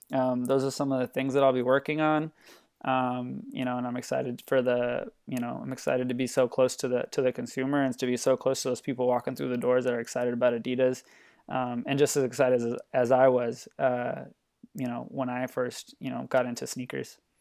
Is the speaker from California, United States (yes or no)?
yes; Los Angeles, California, United States; moved away as an adult; now in Portland, United States; I'm from Los Angeles, California.